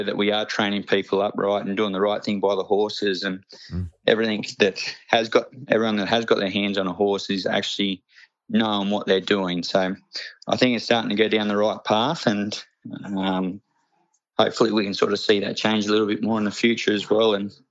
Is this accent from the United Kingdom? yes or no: no; Muswellbrook, New South Wales, Australia; We grew up in Musselbrook, so you had the mines around there